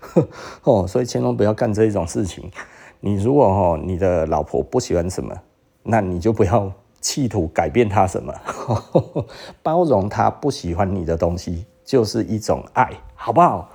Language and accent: Chinese; Taiwan; 我们台湾人骄傲的台湾人，骄傲的台湾人